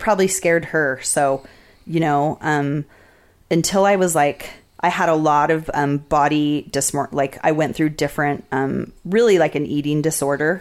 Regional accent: Las Vegas, Nevada, United States; also born or lived in Salt Lake City, Utah / Washington, District of Columbia, United States; now in Utah, United States; I had like a really um, different experience of Vegas growing up there

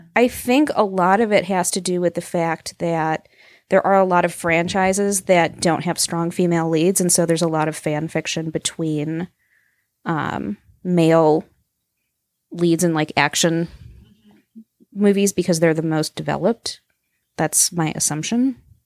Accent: Green Bay, Upper Midwest, Wisconsin, United States; people from Green Bay and the Upper Midwest were like, "We're basically Canadian," is what it amounts to. We just are.

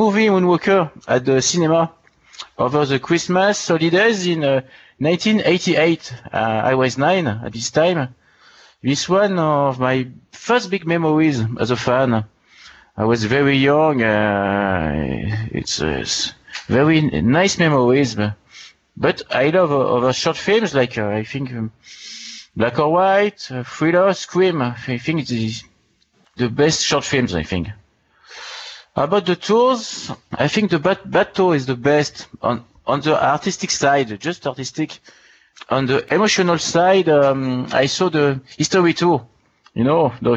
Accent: Annecy, Auvergne-Rhône-Alpes, France; English is a second language; I was born in Annecy, in France, in the French Alps in 1979. And I grew up in the same area

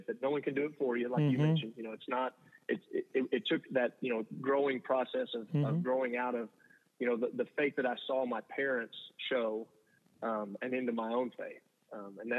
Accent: Blanco, Texas, United States; now in Dallas, United States; growing up in Blanco

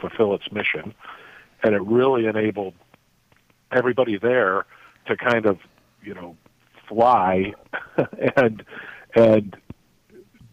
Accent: South Bend, Indiana, United States; moved away as an adult; also born or lived in South Africa; I grew up in South Bend, Indiana.

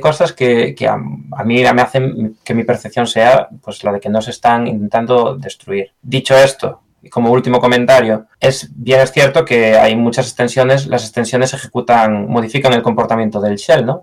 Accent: Galicia, Spain; accent: Galician; moved away as an adult; also born or lived in near London, United Kingdom; now in United Kingdom; como gallego que soy, no veo el día que me vuelva a Galicia

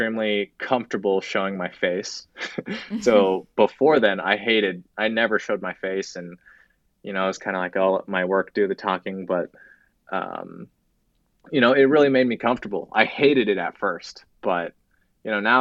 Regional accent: Lincoln, Nebraska, United States; also born or lived in Tokyo, Japan; I was born in Tokyo, Japan, and I moved to Lincoln, Nebraska at a very young age.

